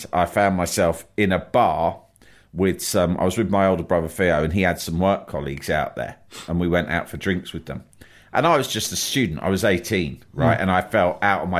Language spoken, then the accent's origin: English; London, United Kingdom